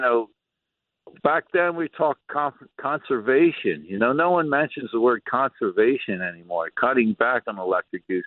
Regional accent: Atlantic City, New Jersey, United States; born and raised in Atlantic City, lifeguard, sailor

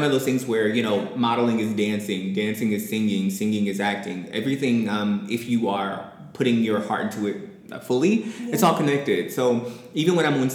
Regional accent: Washington, District of Columbia, United States; also born or lived in Indianapolis, Indiana; now in Los Angeles, United States; I was born in Indianapolis, Indiana, but I grew up in Washington, D.C.

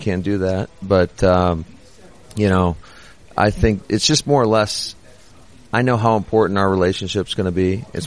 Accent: Mount Pleasant, Michigan, United States; now in Green Bay, United States; my hometown, to be honest with you, growing up in Mount Pleasant, Michigan

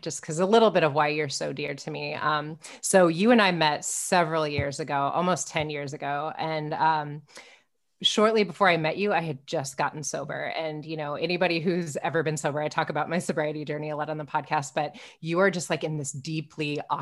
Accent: Omaha, Nebraska, United States; I'm from Omaha

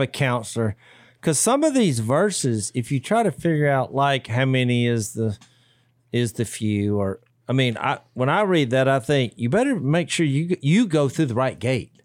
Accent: United States; as an American citizen

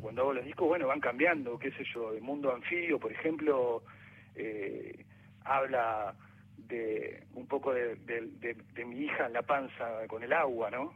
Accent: Viedma, Río Negro, Argentina; now in Buenos Aires, Argentina; porque soy de la Patagonia, soy nací en Vietma, Río Negro, soy vietmense no vietnamita

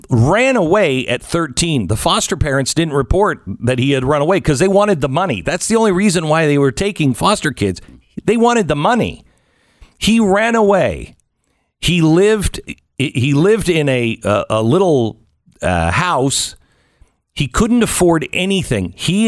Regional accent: Pacific Northwest, United States; When I was a kid growing up in the Pacific Northwest, I remember these absolute freaks that wanted to be part of Cascadia.

